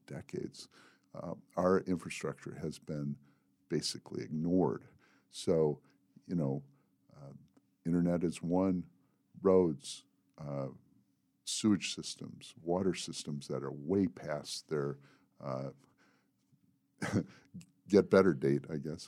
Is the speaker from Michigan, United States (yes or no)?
yes; Manistee, Michigan, United States; moved away as an adult; also born or lived in Mississippi; now in Southern Tier, New York, United States; I was born in Manistee, Michigan, in a small town, and, uh, I lived there until a week before I turned eighteen